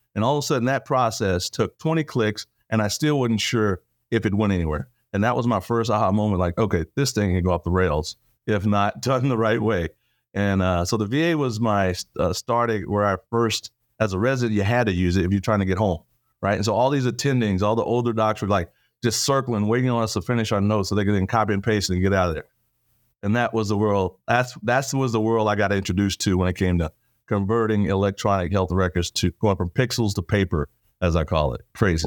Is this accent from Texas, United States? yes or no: yes; Texas, United States; accent: Texan; born and raised Texas, small town